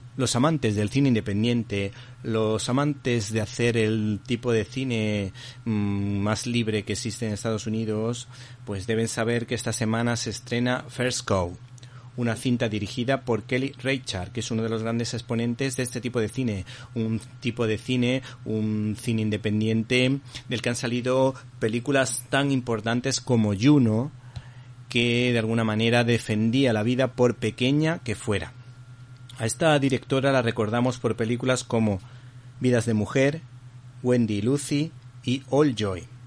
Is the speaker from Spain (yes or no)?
yes; Málaga, Andalusia, Spain; como malagueño que soy